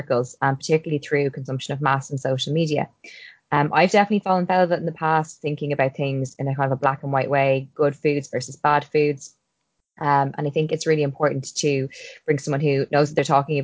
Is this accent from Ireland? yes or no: yes; Ireland; I'm an Irish girl